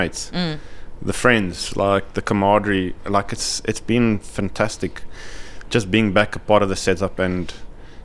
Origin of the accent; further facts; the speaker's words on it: South Africa; as a South African